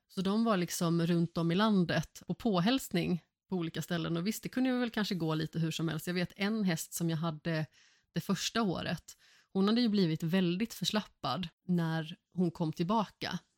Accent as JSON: {"language": "Swedish", "town": "Vårgårda", "region": "Västra Götaland", "country": "Sweden", "tie": "born or raised there", "also_born_or_lived": "Allingsås", "said": "jag är uppvuxen i Vårgårda och Allingsås"}